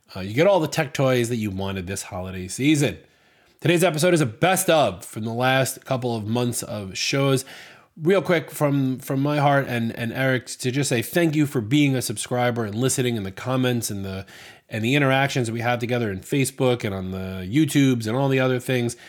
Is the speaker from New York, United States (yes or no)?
yes; New York, United States; I'm from New York